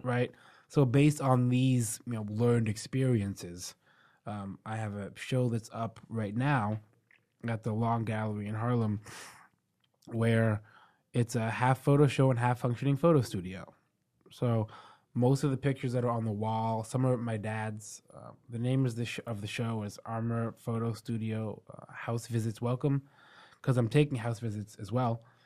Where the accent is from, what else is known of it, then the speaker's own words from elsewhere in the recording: New York City, New York, United States; being from here